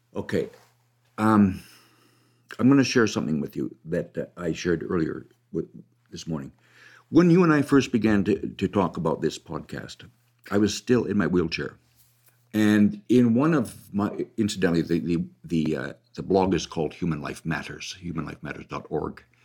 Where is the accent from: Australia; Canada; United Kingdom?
Canada; I'm a Canadian. Keep in mind that my country pays for every abortion